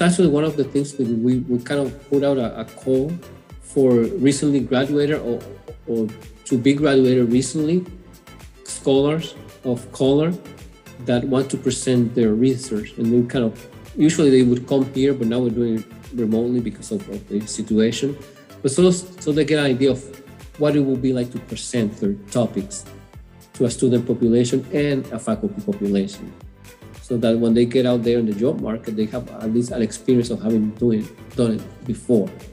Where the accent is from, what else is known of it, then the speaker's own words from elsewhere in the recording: Puerto Rico; English is a second language; moved away as an adult; also born or lived in New York City; now in Houston, United States; I was born in New York City uh, at young age of two and a half, moved back to Puerto Rico, where my parents are from, and grew up there